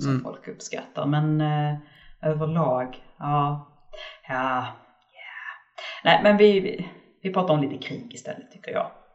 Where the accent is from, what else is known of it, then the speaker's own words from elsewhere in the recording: Skåne, Sweden; jag är skåning